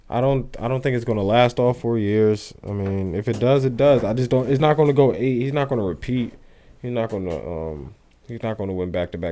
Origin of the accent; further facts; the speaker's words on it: Tinton Falls, New Jersey, United States; I'm from Tin Falls.